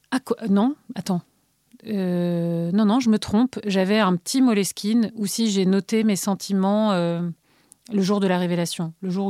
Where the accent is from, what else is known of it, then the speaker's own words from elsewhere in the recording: Bilbao, Basque Country, Spain; born there; des allers-retours entre Paris et Bilbao, la ville où je suis née, au Pays basque espagnol, dans le nord de l'Espagne